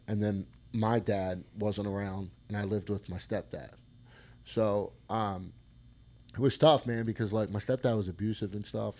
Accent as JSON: {"language": "English", "town": "Collingdale", "region": "Pennsylvania", "country": "United States", "tie": "born or raised there", "said": "I grew up in Collingdale and uh, Collingdale Bulldogs"}